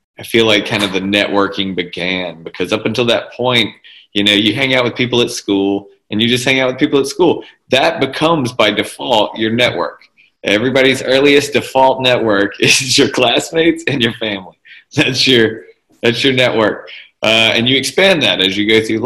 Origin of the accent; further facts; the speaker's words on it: Jackson, Mississippi, United States; I grew up in Mississippi. And it's very small town mentality. Even though I was from Jackson